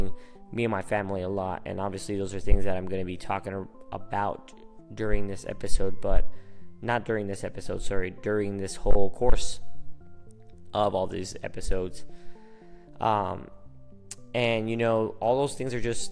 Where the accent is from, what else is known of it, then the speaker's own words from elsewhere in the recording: Phoenix, Arizona, United States; first language Spanish; English is a second language; I was born here and raised here in Phoenix, Arizona, but my first language is Spanish